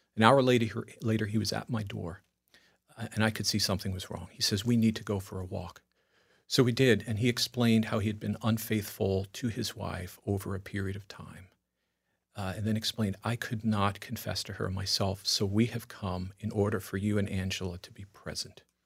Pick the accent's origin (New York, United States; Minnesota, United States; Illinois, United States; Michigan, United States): New York, United States; Long Island; moved away; also born or lived in Italy (ancestry); coming from Long Island